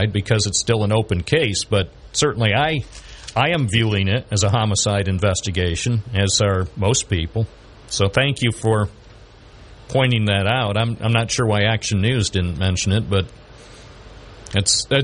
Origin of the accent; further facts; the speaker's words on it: Binghamton, New York, United States; I was born in Binghamton. I love Binghamton